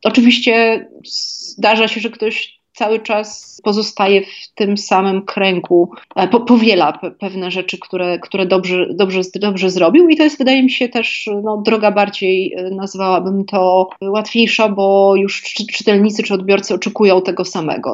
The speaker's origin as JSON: {"language": "Polish", "town": "Kraków", "region": "Lesser Poland", "country": "Poland", "said": "będąc krakowianką i żyjąc w tym mieście przez wiele lat"}